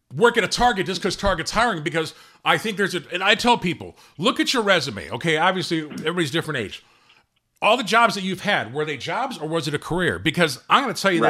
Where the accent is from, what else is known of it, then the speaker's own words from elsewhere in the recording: Gary, Indiana, United States; I was born and raised in Gary, Indiana